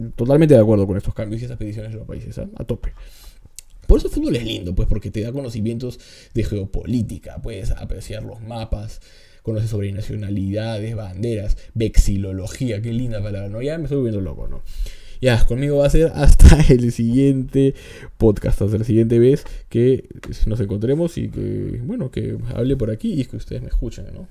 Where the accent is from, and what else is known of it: Peru